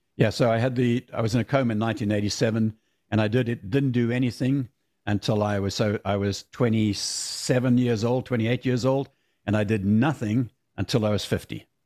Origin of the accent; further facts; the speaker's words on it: South Africa; moved away as an adult; I grew up in South Africa